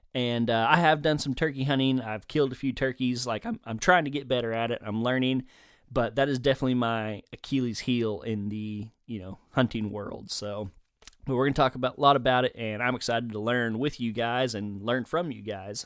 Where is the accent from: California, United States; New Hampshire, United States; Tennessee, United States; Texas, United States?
Texas, United States; Denton; moved away as an adult; also born or lived in southeastern Oklahoma; now in Oklahoma, United States; I originally was born and raised in Denton, Texas, just north of the Dallas Fort Worth area